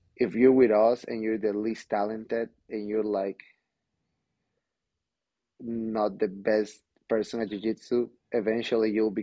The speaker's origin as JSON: {"language": "English", "town": "San Diego", "region": "California", "country": "United States", "said": "I'm not from here, I'm from San Diego"}